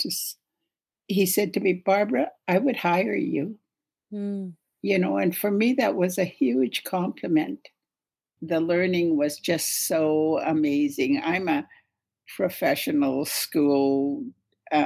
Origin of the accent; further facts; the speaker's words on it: Haida Nation, west coast of British Columbia, Canada; I come from the Haida Nation on the west coast of British Columbia.